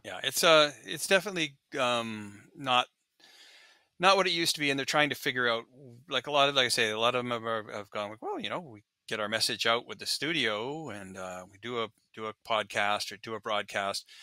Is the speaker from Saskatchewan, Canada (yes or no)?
yes; Regina, Saskatchewan, Canada; now in Seattle, United States; I grew up in Regina